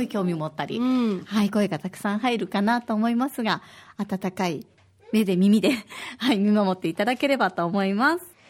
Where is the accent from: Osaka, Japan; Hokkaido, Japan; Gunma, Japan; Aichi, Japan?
Osaka, Japan; now in Okinawa, Japan; 大阪の出身